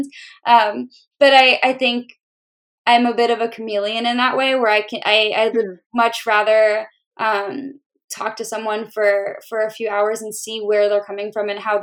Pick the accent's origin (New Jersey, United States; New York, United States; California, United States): New Jersey, United States; moved away; also born or lived in Pittsburgh / the South; I grew up in New Jersey and I also lived in Pittsburgh for a long time